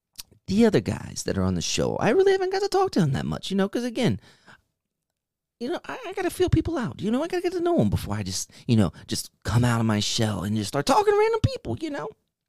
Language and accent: English; East Coast, United States; I'm from the East Coast. That's all you need to know.